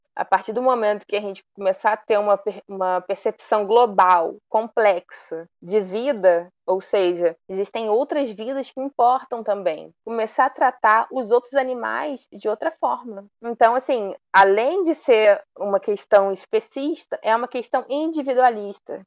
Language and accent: Portuguese; Volta Redonda, Rio de Janeiro, Brazil; Eu fui criada em Volta Redonda, interior do estado do Rio.